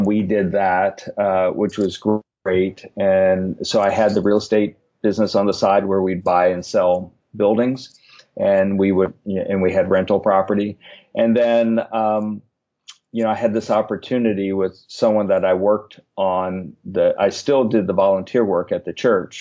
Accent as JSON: {"language": "English", "town": "Richmond", "region": "Virginia", "country": "United States", "tie": "born or raised there", "also_born_or_lived": "Washington, D.C.", "moved": "as an adult", "said": "where I grew up in Richmond"}